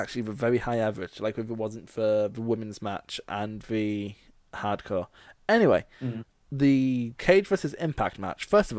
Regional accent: Scotland, United Kingdom; most people don't know I'm Scottish until we mention it.

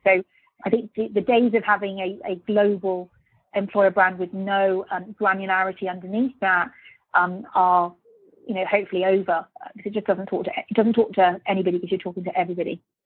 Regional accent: Birmingham, West Midlands, United Kingdom; moved away; also born or lived in Luxembourg / London; I'm a British person born in Birmingham, so very proud of being from Birmingham.

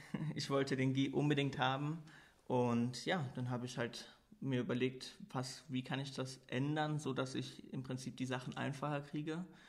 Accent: Koblenz, Rhineland-Palatinate, Germany; moved away as an adult; also born or lived in Cologne; now in Luxembourg; Ich komme ursprünglich aus Koblenz, bin 27 Jahre alt, habe dann nach meinem Abitur in äh, Köln studiert und wohne jetzt seit knapp anderthalb Jahren hier in Luxemburg

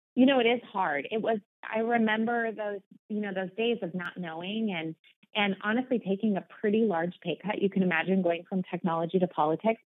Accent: Omaha, Nebraska, United States; moved away as an adult; now in Portland, United States; born and bred in Omaha, Nebraska, so I'm a Midwest girl at heart

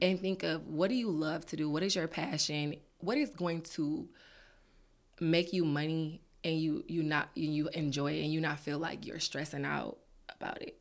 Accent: Detroit, Michigan, United States; also born or lived in Peoria, Illinois; raised in Detroit

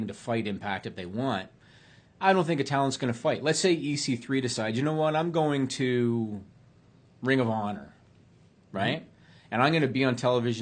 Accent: near Kingston, Ontario, Canada; He's from Kingston, Ontario, which is close to my hometown.

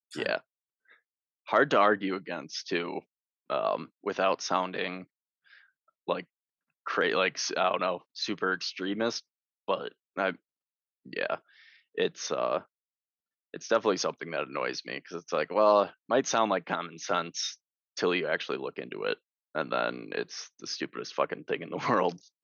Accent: Wisconsin, United States; I grew up in Wisconsin

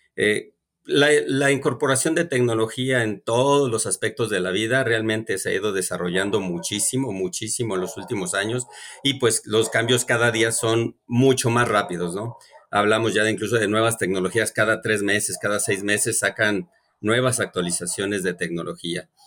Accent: Mexico

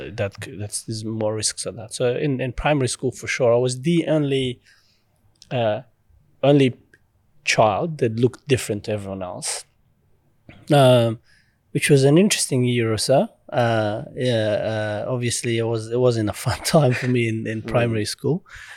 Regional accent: Pakistan; obviously growing up in Pakistan and the family, you know, as undocumented refugees, I guess, because you just cross the border and you're just running for your life.

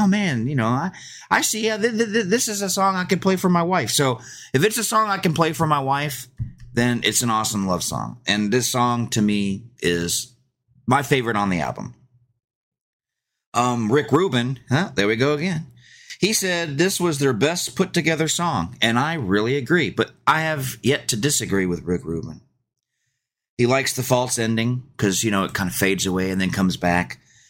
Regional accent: Georgia, United States; But I grew up in Georgia, so they were kind of, hey, don't put that on the radio.

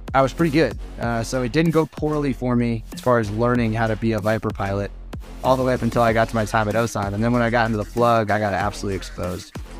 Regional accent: United States; we as American fighter pilots

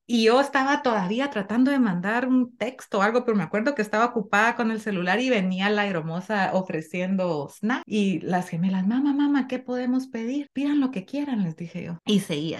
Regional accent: Nicaragua; now in Connecticut, United States; nosotros, como Nica, tenemos la suerte de vivir en Conérico

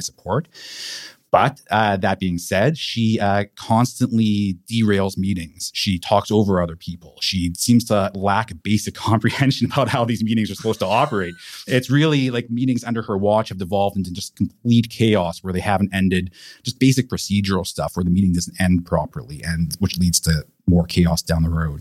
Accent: Vancouver, British Columbia, Canada; moved away as an adult; also born or lived in Montreal / Ottawa; I'm born and raised in Vancouver. I'm from here originally. I grew up in Caresdale.

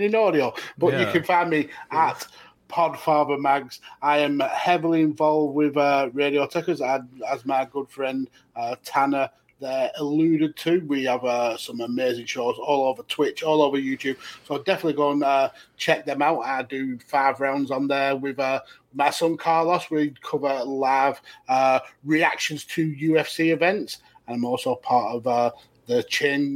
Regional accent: United Kingdom; I'm British, not American

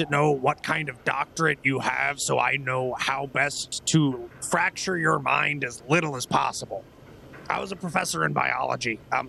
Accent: Queensbury, New York, United States; I grew up in Queensbury, New York, if that's any...

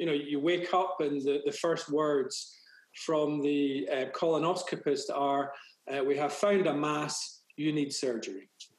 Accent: Glasgow, Scotland, United Kingdom; moved away as an adult; now in United States; I was born in Glasgow in Scotland.

